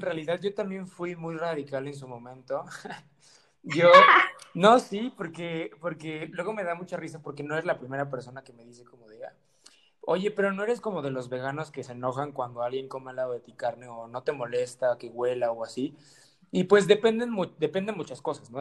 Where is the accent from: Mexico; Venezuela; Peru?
Mexico